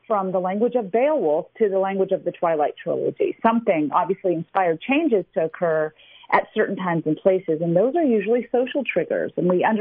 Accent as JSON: {"language": "English", "town": "Memphis", "region": "Tennessee", "country": "United States", "tie": "born or raised there", "moved": "yes", "lives_now": "Reno, United States", "said": "I grew up in the South with a very different background than most of my peers"}